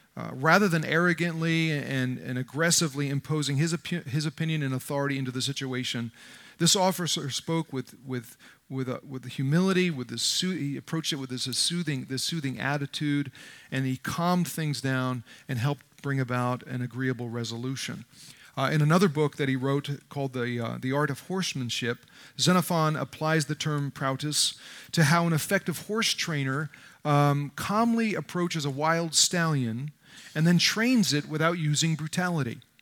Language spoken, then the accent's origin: English; New Jersey, United States; I grew up in North Jersey in a tough neighborhood